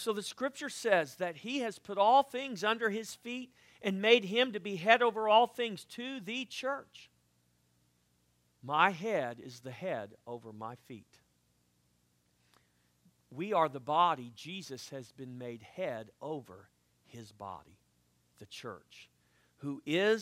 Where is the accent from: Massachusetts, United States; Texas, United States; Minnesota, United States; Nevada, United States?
Texas, United States; South; I'm from South Texas